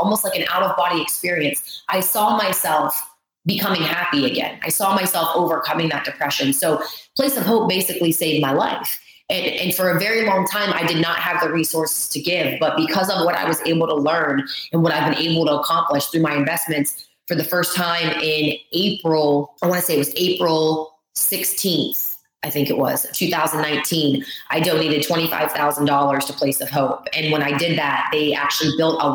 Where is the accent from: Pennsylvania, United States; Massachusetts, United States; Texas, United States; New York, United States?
Pennsylvania, United States; Pittsburgh; also born or lived in Ohio; I grew up in Pittsburgh, Pennsylvania area. I was actually in Ohio, but I was born in Pittsburgh, right on the border.